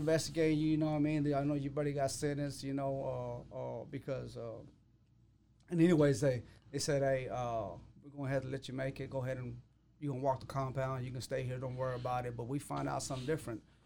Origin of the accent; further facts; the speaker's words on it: Waco, Texas, United States; I come from Waco.